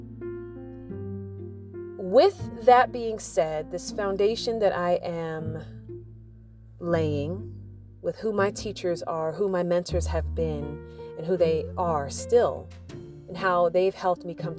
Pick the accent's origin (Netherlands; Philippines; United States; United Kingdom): United States; growing up in the United States